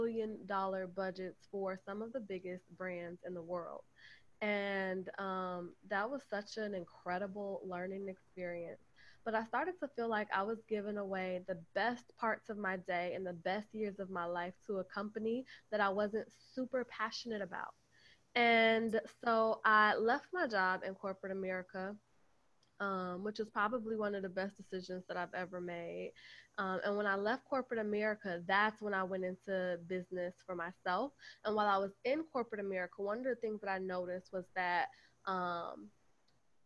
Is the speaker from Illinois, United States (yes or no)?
yes; Chicago, Illinois, United States; moved away as an adult; also born or lived in Midwest; now in Atlanta, United States; I'm originally from Chicago, and I've lived in so many different places in the Midwest.